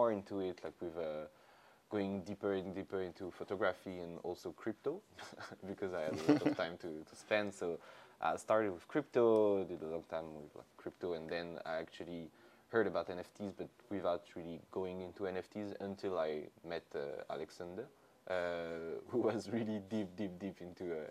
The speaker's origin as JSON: {"language": "English", "town": "Lyon", "region": "Auvergne-Rhône-Alpes", "country": "France", "tie": "born or raised there", "moved": "as an adult", "said": "I grew up in Lyon. I did all of my study in Lyon"}